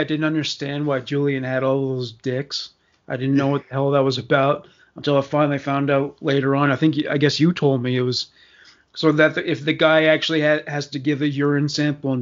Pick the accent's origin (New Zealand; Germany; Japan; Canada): Canada; as a Canadian